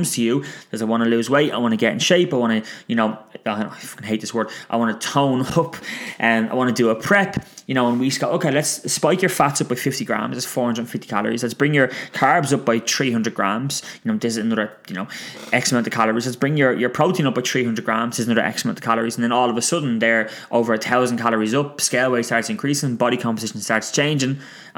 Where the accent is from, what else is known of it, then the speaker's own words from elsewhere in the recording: Ireland; it's just ingrained in our DNA as Irish people